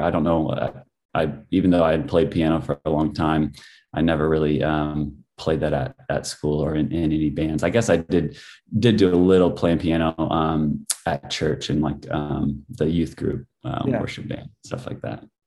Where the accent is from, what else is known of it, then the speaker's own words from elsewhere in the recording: El Paso, Illinois, United States; I grew up in a small town in central Illinois called El Paso, Illinois.